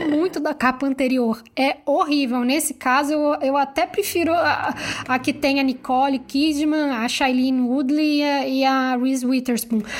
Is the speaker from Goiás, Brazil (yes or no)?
no; Rio de Janeiro, Brazil; eu sou carioca